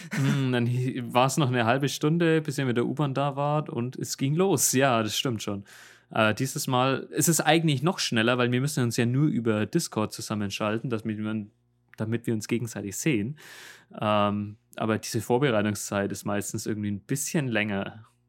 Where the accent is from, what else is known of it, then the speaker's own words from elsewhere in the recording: Germany; accent: German; moved away as an adult; now in Seoul, South Korea; du hast so einen krassen deutschen Akzent